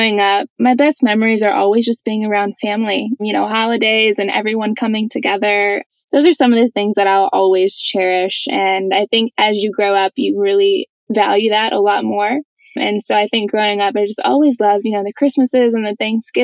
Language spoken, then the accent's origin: English; Phoenix, Arizona, United States; also born or lived in North Carolina; grew up in Phoenix, Arizona, born and raised